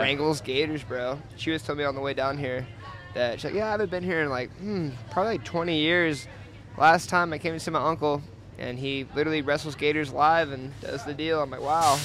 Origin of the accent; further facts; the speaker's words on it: Georgia, United States; now in Colorado, United States; I grew up like on the East Coast in Georgia.